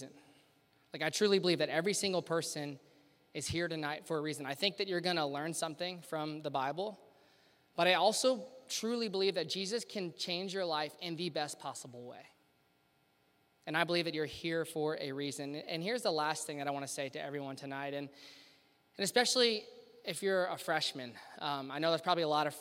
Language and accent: English; Louisiana, United States; moved away as an adult; now in Cincinnati, United States; I'm from Louisiana, born and raised in Louisiana, way down south. I actually went to LSU and lived in Louisiana my whole life